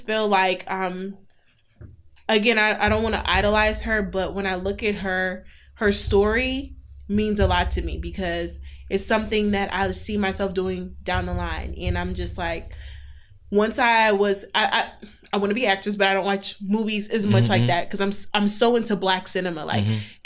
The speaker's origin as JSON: {"language": "English", "area": "Montgomery County", "region": "Maryland", "country": "United States", "said": "we're from Montgomery County"}